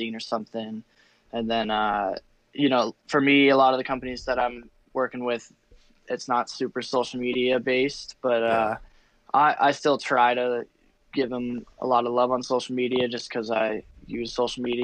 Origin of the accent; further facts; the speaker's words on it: Telluride, Colorado, United States; born and raised in Telluride, so started out there